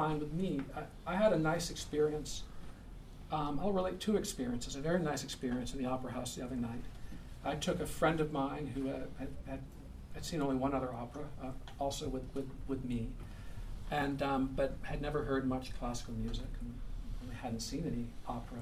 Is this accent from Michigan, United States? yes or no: yes; Ann Arbor, Michigan, United States; my hometown of Ann Arbor, Michigan